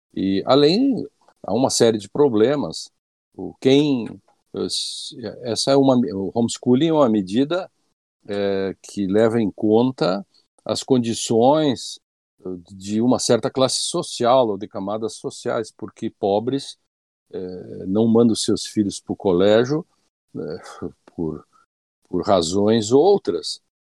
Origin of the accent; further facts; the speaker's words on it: Rio Grande do Sul, Brazil; Rio Grande do Sul, né, minha terra